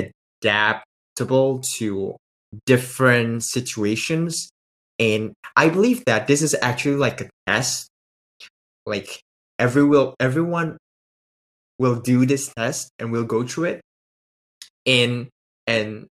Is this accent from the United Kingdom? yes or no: no; Indonesia; I'm actually from Indonesia